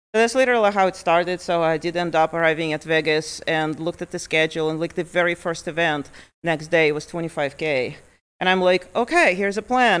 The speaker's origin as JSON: {"language": "English", "country": "Lithuania", "tie": "born or raised there", "also_born_or_lived": "Ukraine", "moved": "yes", "lives_now": "Montana, United States", "said": "I was born in Ukraine. I was about ten years old when my family moved to Lithuania, and so I grew up in Lithuania"}